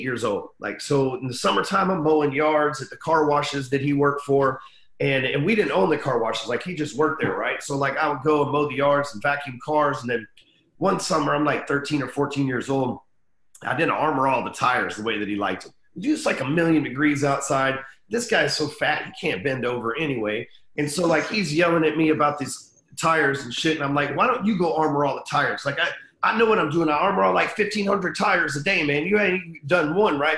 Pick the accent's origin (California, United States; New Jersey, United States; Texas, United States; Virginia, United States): Texas, United States; Dallas; I'm still in Dallas, Texas. Been here for 40 years. Never left